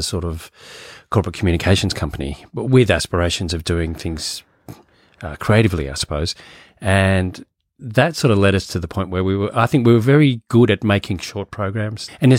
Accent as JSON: {"language": "English", "region": "Virginia", "country": "United States", "tie": "born or raised there", "said": "Just outside of DC. So in Virginia, but my dad was working in DC."}